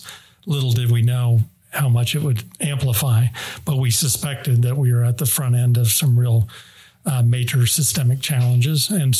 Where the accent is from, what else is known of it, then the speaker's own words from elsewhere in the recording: The Hague, South Holland, Netherlands; moved away; So 5 years growing up in The Hague in the Netherlands. So that was very impactful.